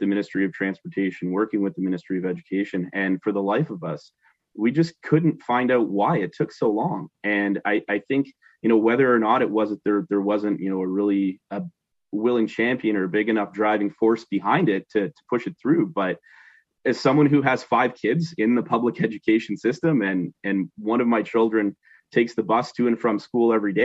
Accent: Northern Ontario, Canada; moved away as an adult; growing up in Northern Ontario, you know, we've been down in the region here about 10 years now

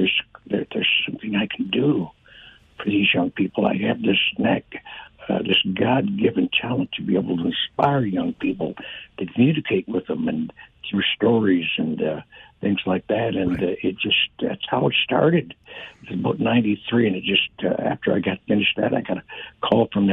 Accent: Windsor, Ontario, Canada; also born or lived in Detroit, Michigan, United States; growing up in the Detroit Windsor area

